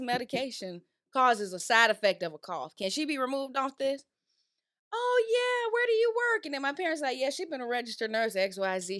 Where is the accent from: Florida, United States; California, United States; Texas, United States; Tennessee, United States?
Florida, United States; now in Georgia, United States; growing up in Florida